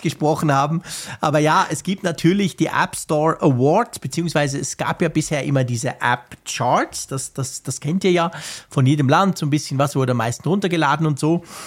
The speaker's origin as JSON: {"language": "German", "country": "Switzerland", "said": "als Schweizer"}